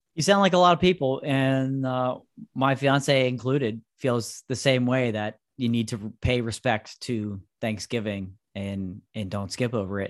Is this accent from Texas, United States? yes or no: no; Pennsylvania, United States; also born or lived in North Carolina; my home state and where I am broadcasting from right here today